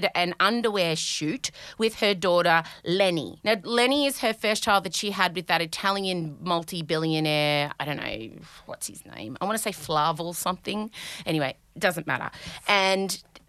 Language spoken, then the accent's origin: English; Australia; accent: Aussie twang; my Aussie twang